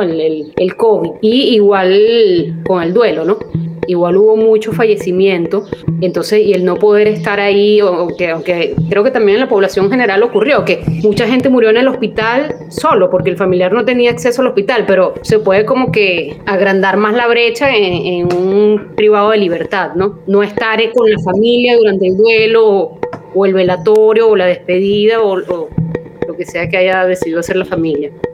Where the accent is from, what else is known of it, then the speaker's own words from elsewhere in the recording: Venezuela; moved away as an adult; now in Peru; soy médico psiquiatra venezolana